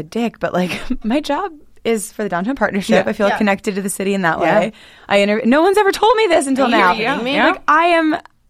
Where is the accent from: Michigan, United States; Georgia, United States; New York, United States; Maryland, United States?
Maryland, United States; Hunt Valley; also born or lived in Hereford, Maryland; I grew up in Hereford, Hunt Valley, like divorced parents, both places.